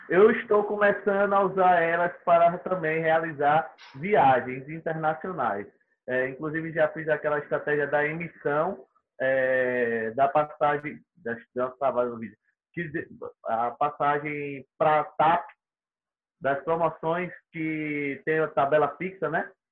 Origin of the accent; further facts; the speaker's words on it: Aracaju, Sergipe, Brazil; Eu sou de Aracaju, Sergipe